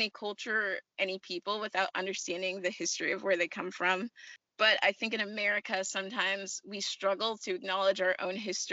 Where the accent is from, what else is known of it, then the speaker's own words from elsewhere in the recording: California, United States; I'm from California